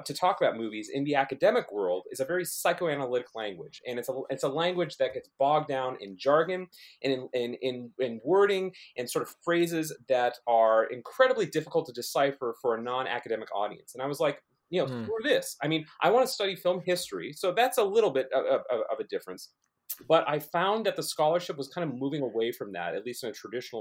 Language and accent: English; Oregon, United States; moved away as an adult; now in Lawrence, United States; I grew up in Oregon